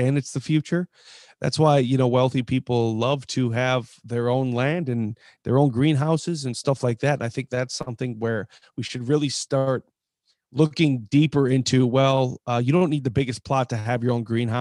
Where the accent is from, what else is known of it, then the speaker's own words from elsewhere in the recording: Mississippi Valley, Midwest, United States; the valley I grew up in the Mississippi Valley